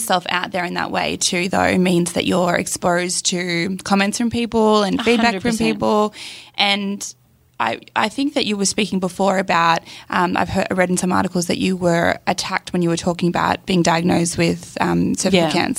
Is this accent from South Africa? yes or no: no; Gold Coast, Queensland, Australia; I'm from the Gold Coast. We all do that on the Gold Coast.